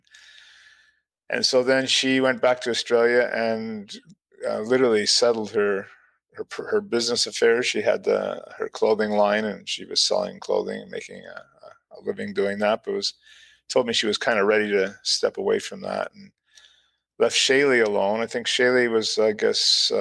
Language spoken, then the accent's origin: English; Ottawa, Ontario, Canada; also born or lived in Toronto / London, Ontario; I grew up in Canada. I was born in Ottawa